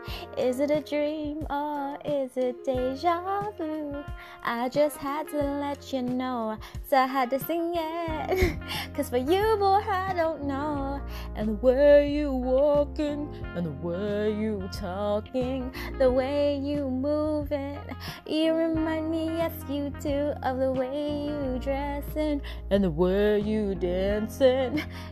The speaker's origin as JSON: {"language": "English", "town": "Seattle", "region": "Washington", "country": "United States", "tie": "born or raised there", "said": "when I was growing up in Washington in Seattle, like, whenever people were going through heartbreaks, you could feel it, you know?"}